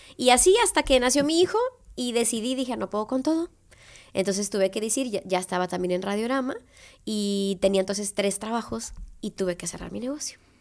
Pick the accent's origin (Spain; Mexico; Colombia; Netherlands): Mexico; Tepic, Nayarit; also born or lived in Guadalajara; regresarme a mi tierra después de que juré nunca regresar